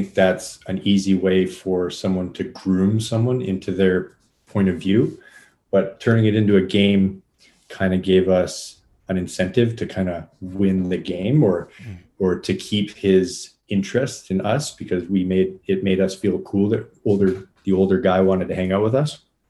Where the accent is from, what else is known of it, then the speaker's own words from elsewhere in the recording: Winnipeg, Manitoba, Canada; also born or lived in Moose Jaw, Saskatchewan; Partially. I was mostly raised here. I think I've spent most of my life in Winnipeg, uh-huh. but I was born in Moose Jaw, Saskatchewan. So that's one province over to the west.